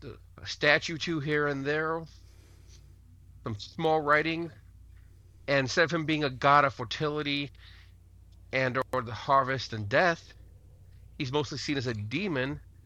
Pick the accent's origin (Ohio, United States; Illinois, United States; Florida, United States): Ohio, United States; I'm from Ohio.